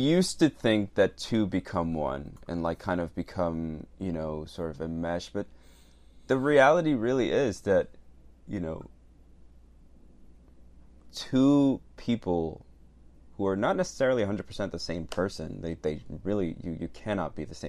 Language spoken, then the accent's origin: English; Venezuela; born there; Well, technically, I am foreign. I was born in Venezuela, everybody.